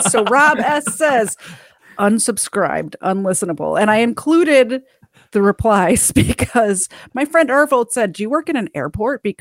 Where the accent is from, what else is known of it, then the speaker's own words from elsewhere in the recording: Chicago, Illinois, United States; moved away; I'm from Chicago